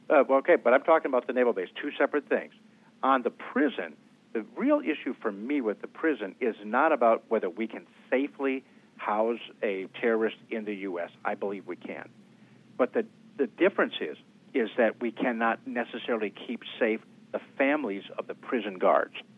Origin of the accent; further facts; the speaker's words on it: Wisconsin, United States; My home state of Wisconsin